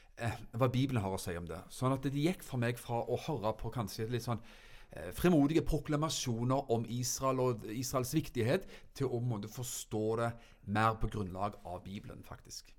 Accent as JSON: {"language": "Norwegian", "town": "Froland", "region": "Agder", "country": "Norway", "said": "hjemme i Froland"}